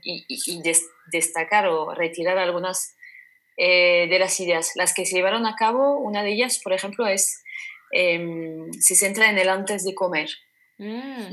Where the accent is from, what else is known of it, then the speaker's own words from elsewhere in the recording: French Basque Country, Nouvelle-Aquitaine, France; now in Basque Country, Spain; en el País Vasco francés tenía un recuerdo de comedor